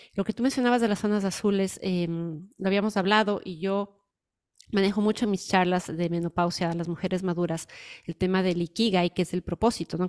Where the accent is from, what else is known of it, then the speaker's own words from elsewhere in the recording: Ecuador; moved away; yo soy ecuatoriana y voy mucho cuando voy a mi país